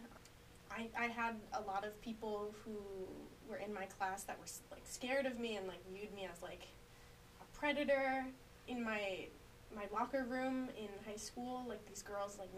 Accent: Delhi, New York, United States; moved away as an adult; now in Albany, United States; I am from Delhi, New York, which is in the middle of nowhere

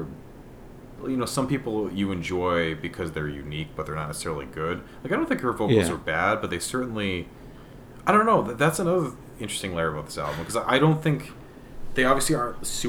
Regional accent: United States; as an American listener

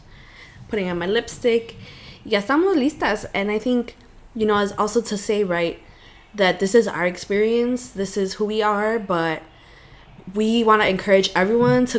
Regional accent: United States; I'm from El Norte

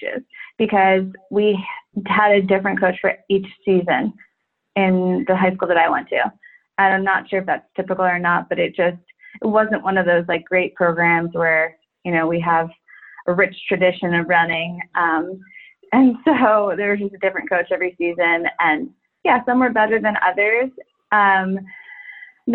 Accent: New York, United States; I'm from New York

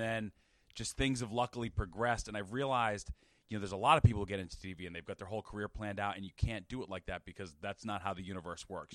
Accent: Dayton, Massachusetts, United States; moved away as an adult; also born or lived in Bangor, Maine / Springfield, Massachusetts / Boston; now in New York, United States; I'm from Dayton, Mass, which is a tiny town southeast, like fifteen minutes from Providence.

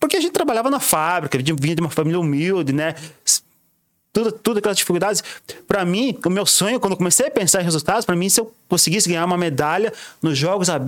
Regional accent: São Bento, Brazil; foi o Campeonato Brasileiro realizado aqui em São Bento, na minha cidade, no que eu moro, na minha cidade natal.

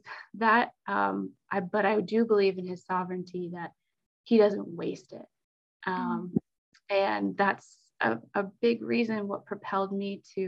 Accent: New Holland, Pennsylvania, United States; I went to Petra Church growing up in New Holland

